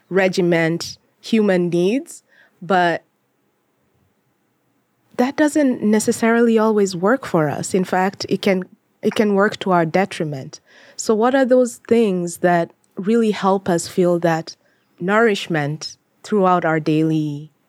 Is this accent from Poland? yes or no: no; Kenya; And I wanted to reestablish my identity as a as a Kenyan and I guess in this case, diaspora, because even when I went back to Kenya